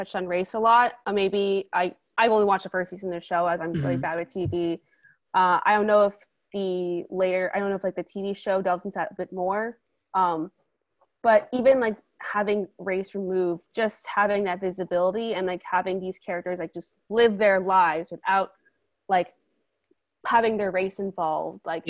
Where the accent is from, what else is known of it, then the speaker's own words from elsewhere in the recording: United States; I'm Asian American